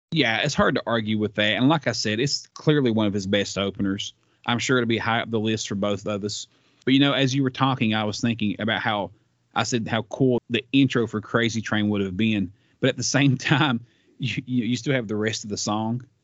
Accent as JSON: {"language": "English", "region": "the South", "country": "United States", "said": "I'm from the South"}